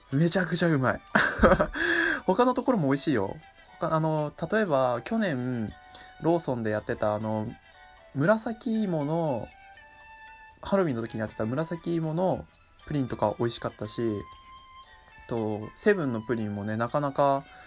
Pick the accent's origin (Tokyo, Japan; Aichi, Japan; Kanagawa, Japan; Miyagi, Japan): Miyagi, Japan; 地元の宮城のですね